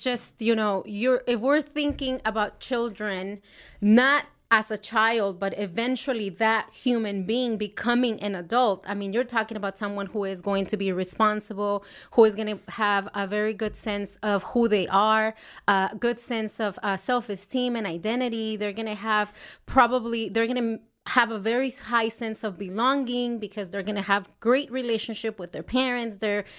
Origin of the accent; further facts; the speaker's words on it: Mexico; And I think I grew up in Mexico, and it wasn't a very fun family.